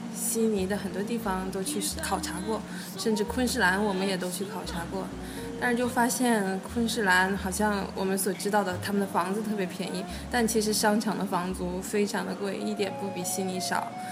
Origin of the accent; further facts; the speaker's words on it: China; now in Australia; 我是中国人